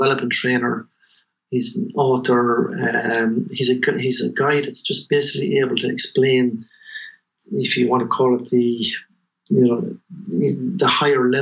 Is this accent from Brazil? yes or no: no; Tullamore, Leinster, Ireland; also born or lived in Chicago, United States; I was born in Tullamore, raised in Chapel Street